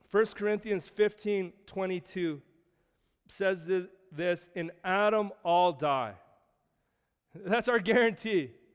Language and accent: English; Canada